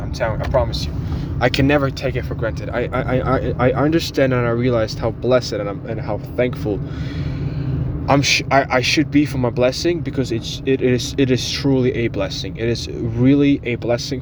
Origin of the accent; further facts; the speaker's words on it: Ukraine; English is a second language; now in United States; I was born in Ukraine. I'm Ukrainian